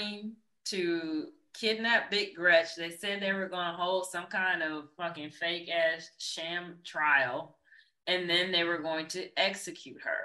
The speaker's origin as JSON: {"language": "English", "region": "Michigan", "country": "United States", "tie": "born or raised there", "said": "my home state of Michigan"}